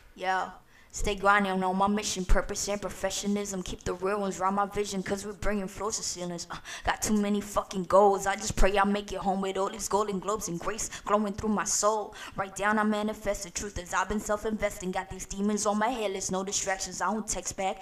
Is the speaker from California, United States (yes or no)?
no; New York City, New York, United States; born or raised there; also born or lived in Guyana